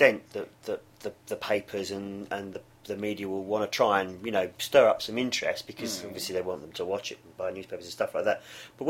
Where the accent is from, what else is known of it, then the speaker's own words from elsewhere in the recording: England, United Kingdom; I'm English and an England supporter.